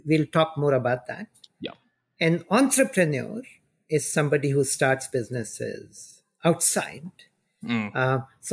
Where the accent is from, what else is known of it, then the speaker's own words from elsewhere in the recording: India; moved away; I grew up in India